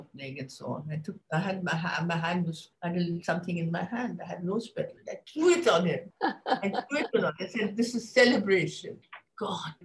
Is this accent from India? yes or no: yes; India; moved away; also born or lived in London; I'm an Indian